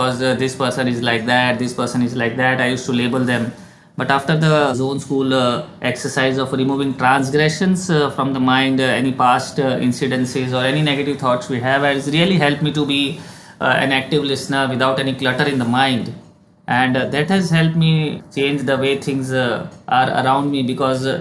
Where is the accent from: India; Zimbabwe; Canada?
India; also born or lived in Dubai; being an Indian and living in a joint family